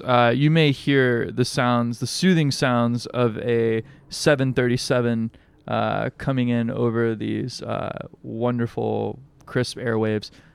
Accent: Alabama, United States; now in Hawaii, United States; I grew up in Alabama

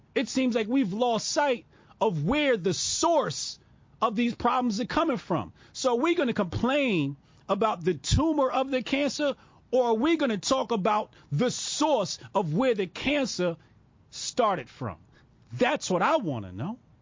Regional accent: Newark suburbs, New Jersey, United States; I moved from Newark to the Burbs in third grade

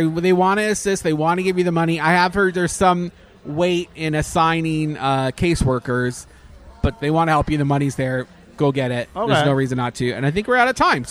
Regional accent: Canada; now in Orlando, United States; I'm Canadian.

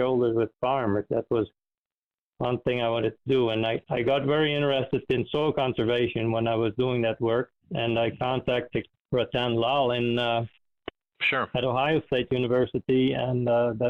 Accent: Friesland, Netherlands; now in United States; I grew up in the Netherlands in a province called Friesland

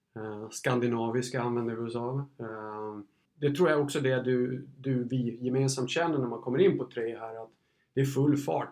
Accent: Gotland, Sweden; moved away; som gotlänning

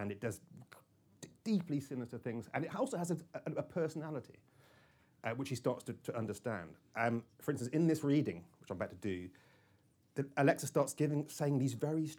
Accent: Cornwall, South West England, United Kingdom; I'm very Cornish

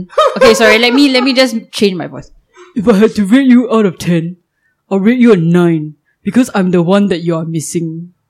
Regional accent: Singapore; as a Singaporean

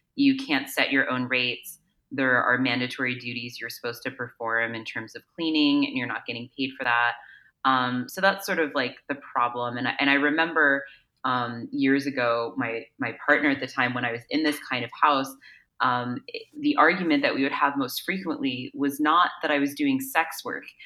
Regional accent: East Coast, United States; moved away as an adult; also born or lived in New York; now in Los Angeles, United States; I'm originally from the East Coast actually, so I went to school in New York and I lived there in the city

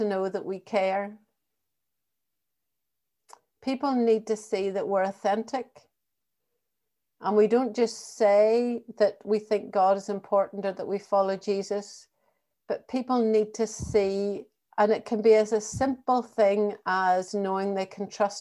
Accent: Northern Ireland, United Kingdom; accent: Northern Ireland; also born or lived in England / Thurles, County Tipperary; now in Ireland; we both had Northern Ireland accents

